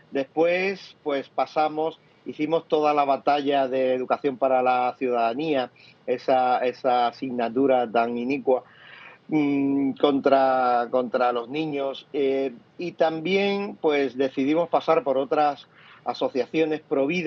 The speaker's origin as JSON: {"language": "Spanish", "town": "Cádiz", "region": "Andalusia", "country": "Spain", "said": "yo soy gaditano, andaluz, en esta tierra donde ha sido tanto tiempo machacada"}